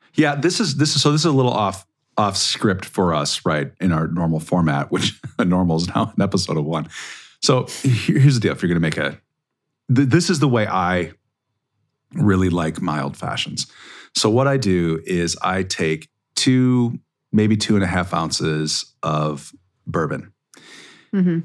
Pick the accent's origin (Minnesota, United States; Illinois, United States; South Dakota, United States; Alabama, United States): Minnesota, United States; I'm from Minnesota